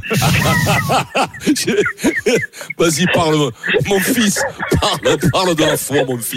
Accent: Bordeaux, Nouvelle-Aquitaine, France; C'est Bordeaux pour le foot parce que je suis bordelais, j'ai qu'un club, c'est eux.

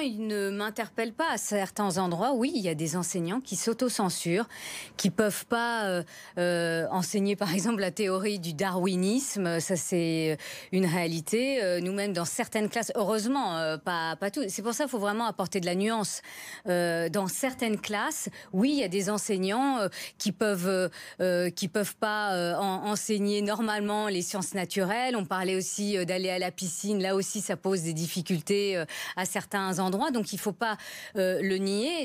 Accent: France; je suis française de confession musulmane

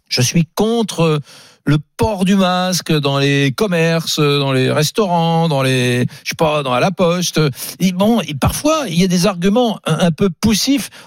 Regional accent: southern France, France; accent: Southern French; quand je pense que mon accent, je, me suis forcé à le perdre pour faire ce métier parce que ça se faisait pas

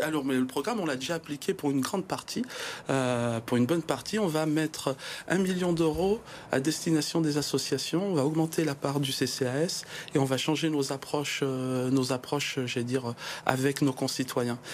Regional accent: Givors, Auvergne-Rhône-Alpes, France; nous sommes des Givordins

